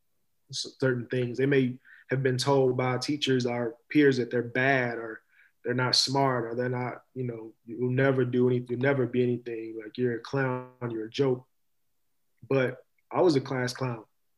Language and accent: English; Louisville, Kentucky, United States; I'm from Louisville, Kentucky. I take great pride